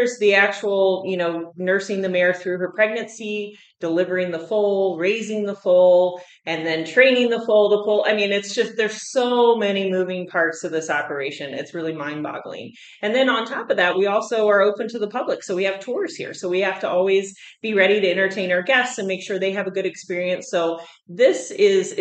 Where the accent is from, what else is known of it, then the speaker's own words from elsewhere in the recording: Virginia, United States; moved away as an adult; also born or lived in North Dakota; now in Fort Collins, United States; I grew up in Virginia, and my family had a small farm